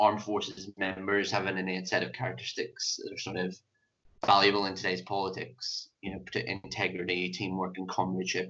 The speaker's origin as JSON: {"language": "English", "region": "Northern Ireland", "country": "United Kingdom", "tie": "born or raised there", "moved": "yes", "said": "as you can probably tell from my accent, I was born in Northern Ireland"}